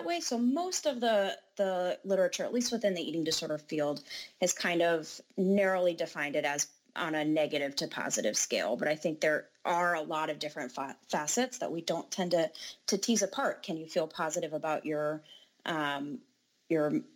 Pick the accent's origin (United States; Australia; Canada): United States; North Carolina; moved away as an adult; now in Minnesota, United States; I'm actually originally from North Carolina